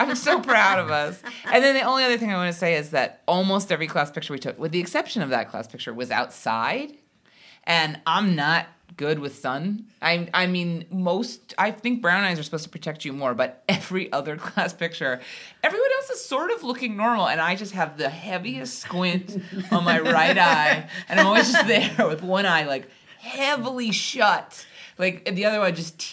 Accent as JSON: {"language": "English", "region": "Hawaii", "country": "United States", "tie": "born or raised there", "said": "I grew up in Hawaii"}